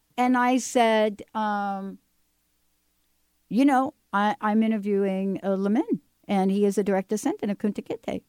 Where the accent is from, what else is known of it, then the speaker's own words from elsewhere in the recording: New York City, New York, United States; I grew up in New York City, and I grew up in a project, as we call them, right?